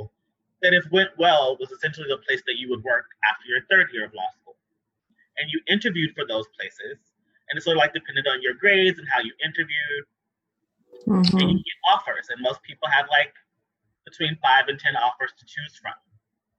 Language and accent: English; Tennessee, United States; moved away as an adult; also born or lived in New York; I grew up in the Black Church of the South.